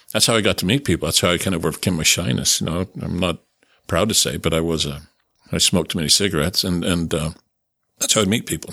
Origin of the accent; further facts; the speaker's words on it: Bingham Canyon, Utah, United States; also born or lived in Chicago; I grew up in Beacon Canyon, Kennecott Copper Mine